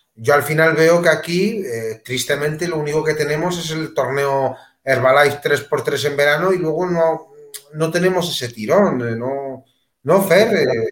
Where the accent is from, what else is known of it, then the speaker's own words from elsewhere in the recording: Melilla, Spain; moved away; also born or lived in Madrid; yo que soy de Melilla